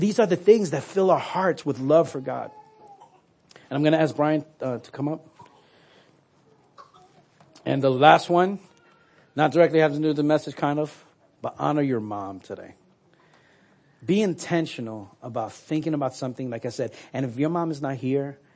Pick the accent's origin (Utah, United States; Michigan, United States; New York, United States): New York, United States; moved away; I'm from New York. I say awe